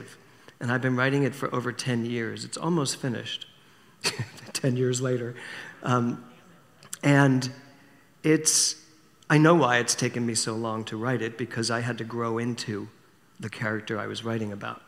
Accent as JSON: {"language": "English", "town": "Philadelphia", "region": "Pennsylvania", "country": "United States", "tie": "born or raised there", "said": "when I was a little boy, growing up in Philadelphia, we used to spend our summers in Wildwood, New Jersey."}